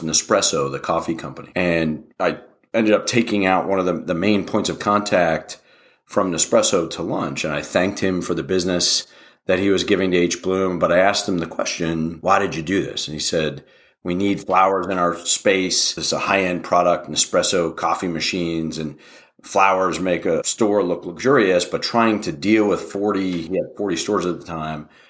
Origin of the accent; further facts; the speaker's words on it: Wheeling, West Virginia, United States; moved away as an adult; also born or lived in Pittsburgh / Philadelphia; now in Austin, United States; We grew up in Wheeling, West Virginia